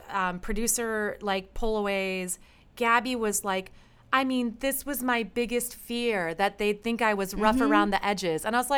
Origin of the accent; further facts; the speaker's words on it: Chicago, Illinois, United States; I'm from Chicago